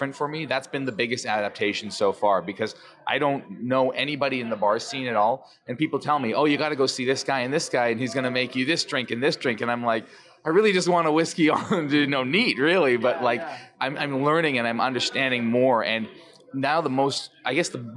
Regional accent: Canada; I'm the only Canadian, so maybe they love the fact that I'm Canadian

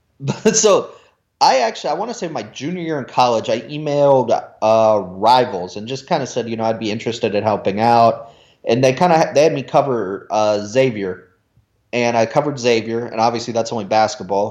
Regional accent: Cincinnati, Ohio, United States; also born or lived in New Jersey; now in Indianapolis, United States; I was born in New Jersey. Don't remember it. Moved to Cincinnati when I was one year old

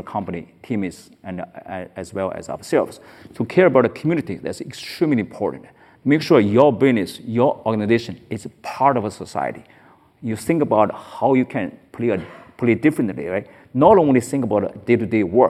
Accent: China; now in United States; I was born in China

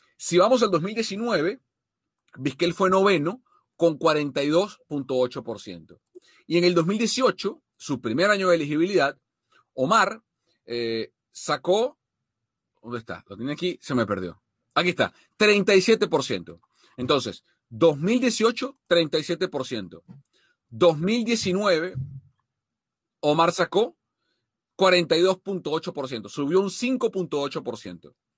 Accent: Venezuela; como venezolano

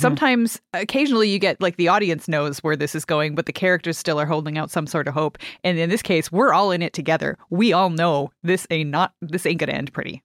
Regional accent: Canada; as a Canadian

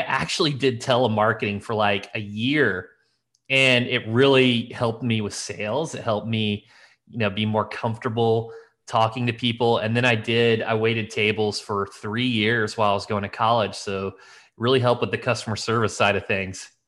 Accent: Elkville, Illinois, United States; I grew up in this little town. It was, geez, Elkville, Illinois

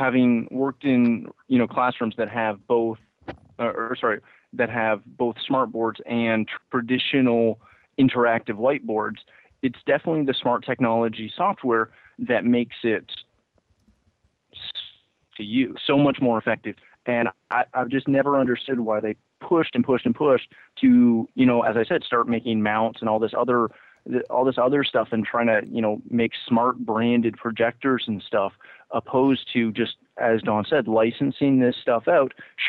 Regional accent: Canada; And I, again, being Canadian, we, you know, whatever.

